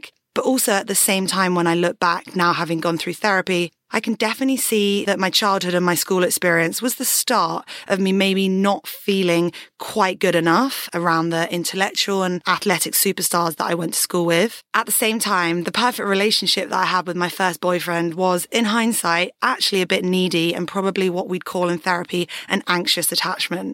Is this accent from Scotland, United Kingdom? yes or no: no; Surrey, South East England, United Kingdom; I was born in Surrey and into a pretty standard family